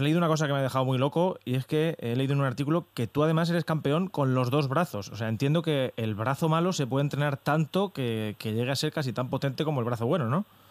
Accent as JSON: {"language": "Spanish", "area": "Albacete", "region": "Castilla-La Mancha", "country": "Spain", "said": "yo soy de Albacete como tú"}